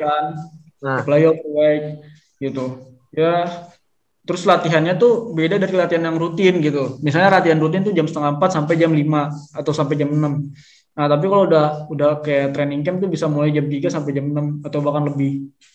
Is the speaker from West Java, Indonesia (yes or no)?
yes; Bogor Regency, West Java, Indonesia; also born or lived in Jakarta; gue dari Kabupaten Bogor